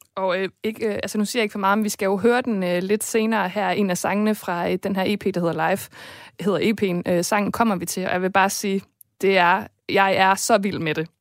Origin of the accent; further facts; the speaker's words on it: Viborg, Central Denmark Region, Denmark; en by, der har blomstret på kulturområdet i år, og som også er min fødeby